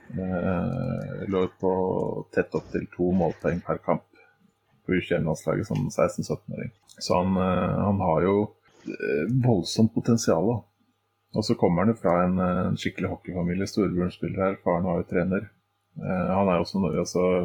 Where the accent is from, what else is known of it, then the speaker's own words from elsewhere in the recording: Oslo, Norway; jeg er jo fra den delen av uh, Oslo som Fred og Santos gjerne bruker som eksempel